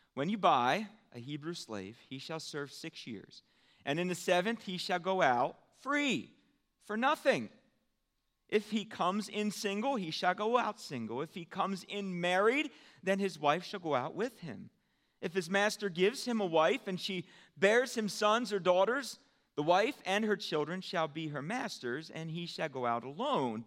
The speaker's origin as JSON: {"language": "English", "country": "United States", "said": "as American Christians"}